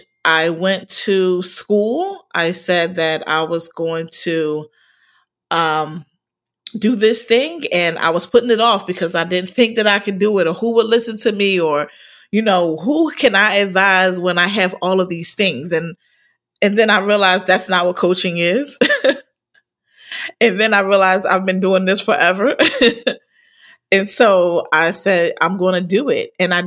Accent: Philadelphia, Pennsylvania, United States; I am I'm from originally from Philadelphia, and I'm the oldest of five.

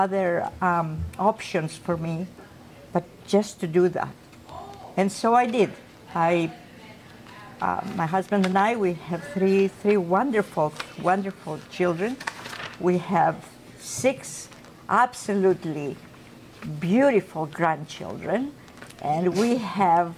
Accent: Greece; moved away as an adult; now in Canada; I was born and raised in Greece

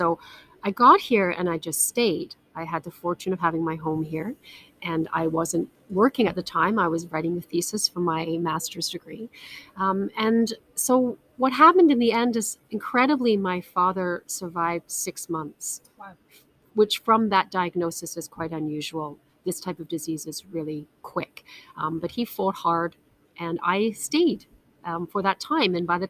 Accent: Canada; also born or lived in United Kingdom / France / Hong Kong / Russia; now in Spain; I am a British Canadian. The accent's a little bit messed up. So before you go mad trying to work it out, I was born in the UK, but I grew up in Canada.

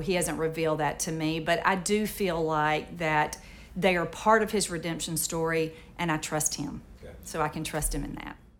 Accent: Moorhead, Mississippi, United States; I was raised in the Mississippi Delta. I was um, a member of a little Methodist church in Moorhead, Mississippi

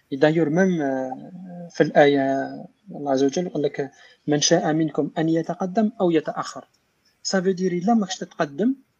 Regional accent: Algeria; moved away; حنا عربي جزائري

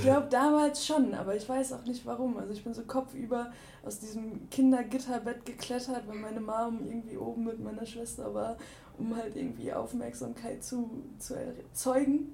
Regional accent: Ruhr area, North Rhine-Westphalia, Germany; now in Cologne, Germany; ich bin im, im Ruhrgebiet groß geworden

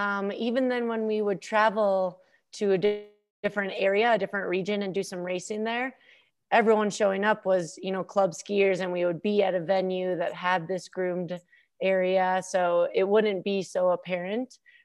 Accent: Minnesota, United States; growing up in Minnesota, doing Nordic skiing and then having really fantastic coaches and teammates have got to all be factors in that.

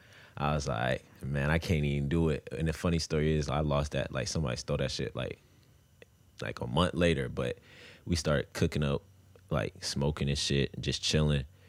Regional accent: Grafton, Virginia, United States; also born or lived in Tampa, Florida; I came down here when I was mad young

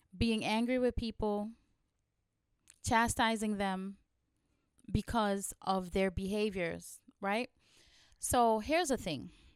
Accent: Guyana; now in New York, United States; I was born in Guyana, and I grew up in a very small village in the eighties

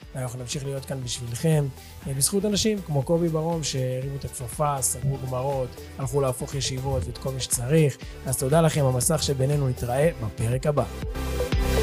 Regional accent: Ra'anana, Central District, Israel; moved away; אני במקור מרעננה

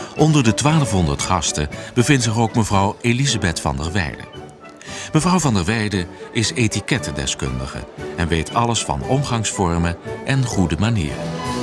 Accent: Noordwijk, South Holland, Netherlands; waar kom je vandaan? En dan zeggen we Noordwijk

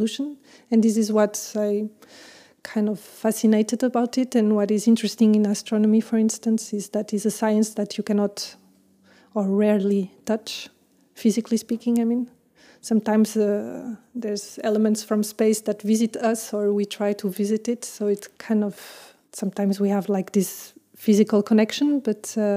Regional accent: Portugal; moved away as an adult; also born or lived in France; now in Brussels, Belgium; I'm French, but I grew up in Portugal, and I'm in Brussels since 8 years now.

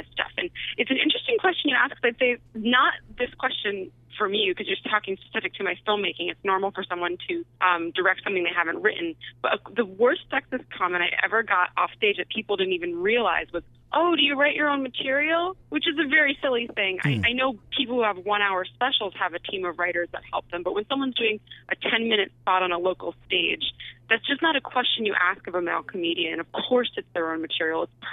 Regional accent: New Jersey, United States; I grew up in New Jersey, actually, in the suburbs.

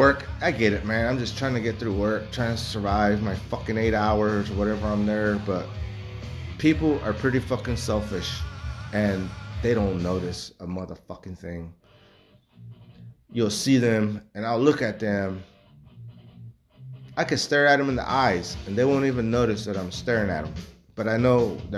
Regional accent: Texas, United States; I was born in Texas

